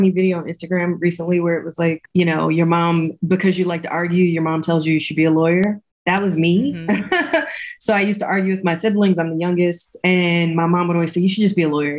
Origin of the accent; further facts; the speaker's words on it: New York City, New York, United States; I am originally from East New York, Brooklyn, born and raised